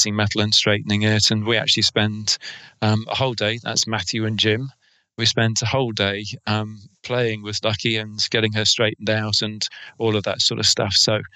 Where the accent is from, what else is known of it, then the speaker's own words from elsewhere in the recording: England, United Kingdom; accent: English; my English accent